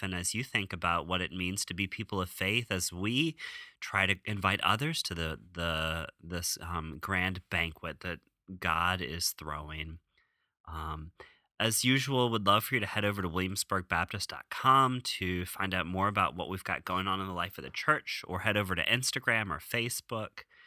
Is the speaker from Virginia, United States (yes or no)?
yes; rural Virginia, United States; moved away; my formative experiences in my home church in rural Virginia